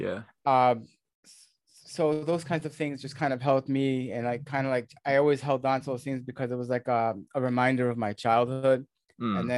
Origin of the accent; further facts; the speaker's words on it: New York area, United States; accent: American; where I grew up in the New York area, the Northeast of the States